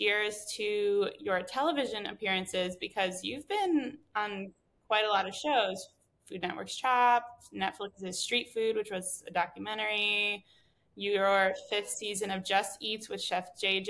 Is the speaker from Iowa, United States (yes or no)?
no; Connecticut, United States; moved away; I'm from Connecticut